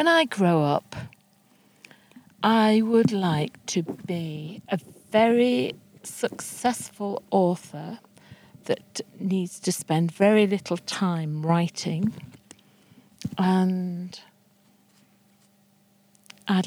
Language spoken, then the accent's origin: English; Middlesbrough, North East England, United Kingdom; I'm from Middlesbrough, and Middlesbrough's home as well